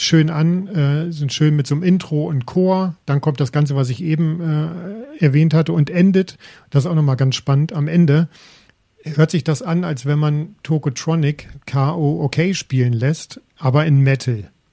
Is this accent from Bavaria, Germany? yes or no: no; near Detmold, North Rhine-Westphalia, Germany; Ich bin aus der Nähe von Detmold